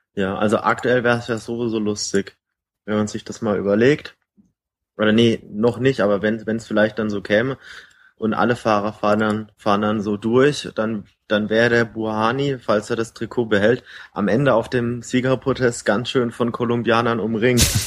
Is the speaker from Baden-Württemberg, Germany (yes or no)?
yes; Baden-Württemberg, Germany; eigentlich bin ich ein Badener